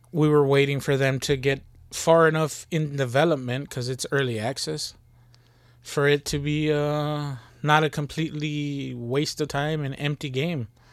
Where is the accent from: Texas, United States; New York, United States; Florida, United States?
Texas, United States; we from Texas